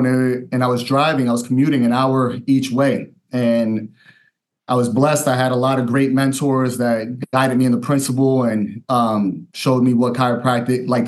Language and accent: English; Yonkers, New York, United States; also born or lived in Queens, New York; now in Cocoa, United States; So I was born in New York, in Queens, New York. I was raised in Yonkers, New York, so right around the Bronx.